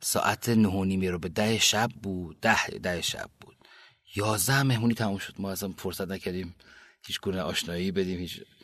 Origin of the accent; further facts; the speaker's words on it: Kerman Province, Iran; also born or lived in Bam / England; now in Tehran, Iran; من سال 59 که به بودم بابام شهردار بم بودن